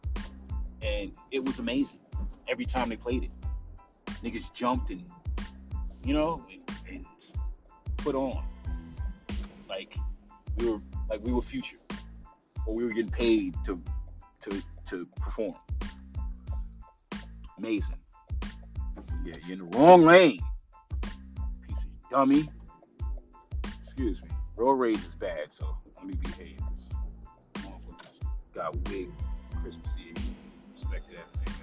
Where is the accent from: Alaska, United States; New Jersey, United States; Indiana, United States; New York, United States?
New York, United States; moved away as an adult; also born or lived in Atlanta, Georgia; now in East Coast, United States; I'm a New Yorker, diehard New Yorker